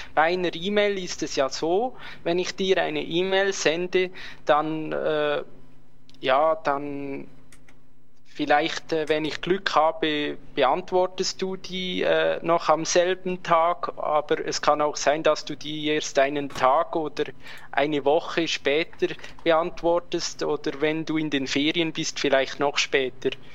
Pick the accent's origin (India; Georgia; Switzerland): Switzerland; bei uns in der Schweiz